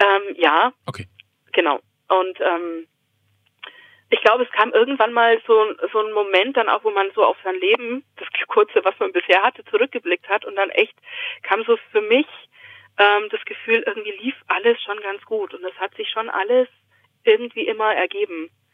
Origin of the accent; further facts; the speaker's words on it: Augsburg, Bavaria, Germany; moved away as an adult; also born or lived in Romania; now in Aschaffenburg, Germany; ich komme aus Augsburg, aber eigentlich bin ich in Rumänien geboren